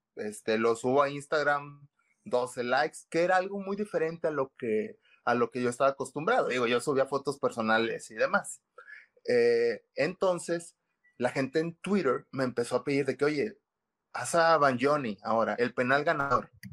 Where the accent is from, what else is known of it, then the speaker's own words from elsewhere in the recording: Monterrey, Nuevo León, Mexico; soy de Monterrey, Nuevo León